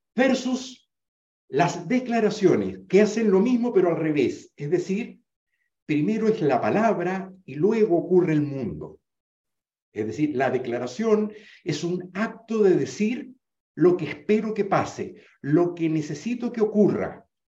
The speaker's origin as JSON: {"language": "Spanish", "country": "Venezuela", "tie": "born or raised there", "said": "en Venezuela, donde yo me crié, en el Caribe, donde yo me crié"}